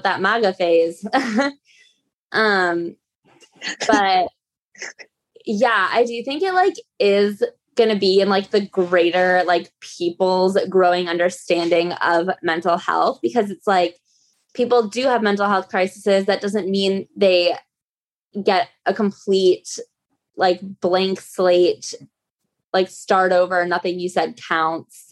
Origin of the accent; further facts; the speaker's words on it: outside Chicago, Illinois, United States; now in New York, United States; I'm like from the Midwest, but I'm from like outside Chicago